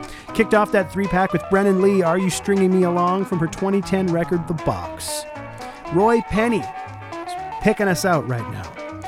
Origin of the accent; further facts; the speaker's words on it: Oshawa, Ontario, Canada; now in Winnipeg, Canada; my hometown of Oshawa